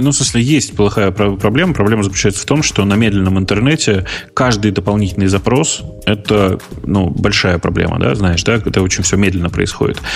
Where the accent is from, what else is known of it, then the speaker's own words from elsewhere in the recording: Urals, Russia; я вообще с Урала, нас быстро все говорят